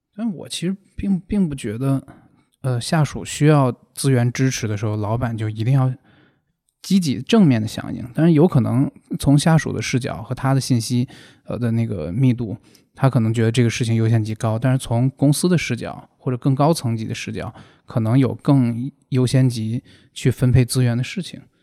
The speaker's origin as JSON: {"language": "Chinese", "region": "Hebei", "country": "China", "said": "因为我是河北人"}